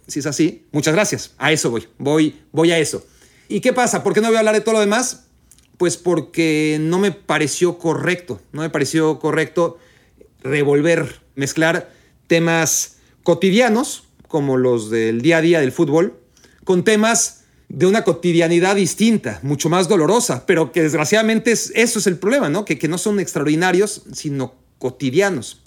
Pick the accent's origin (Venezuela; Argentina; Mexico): Mexico; moved away as an adult; now in United States; crecí en México y, y he vivido en Estados Unidos 10 años